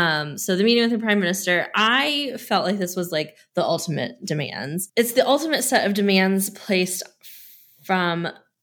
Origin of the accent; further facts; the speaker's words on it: United States; but also like being American